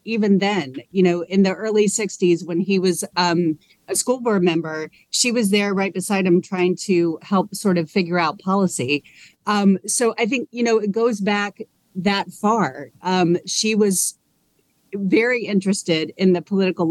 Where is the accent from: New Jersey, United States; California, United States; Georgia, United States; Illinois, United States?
Georgia, United States; I grew up in Georgia, but is my first time here